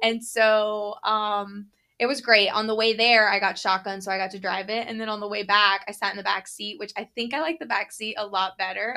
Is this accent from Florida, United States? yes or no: yes; Florida, United States; growing up in Florida